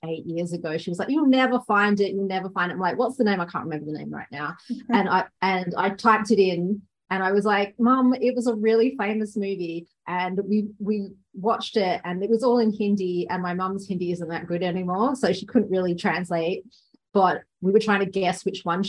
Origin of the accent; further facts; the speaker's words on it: west coast of Australia, Western Australia, Australia; now in Melbourne, Australia; I was born on the west coast of here